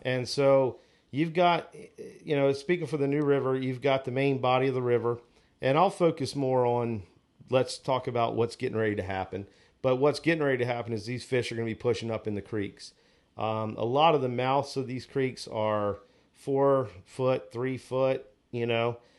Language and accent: English; Onslow Beach, North Carolina, United States; growing up on Onslow Beach, I drum fished a lot on the beach.